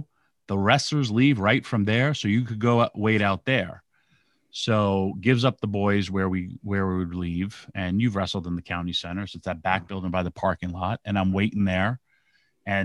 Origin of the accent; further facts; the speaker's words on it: Yonkers, New York, United States; New York. Wow, Yonkers, New York.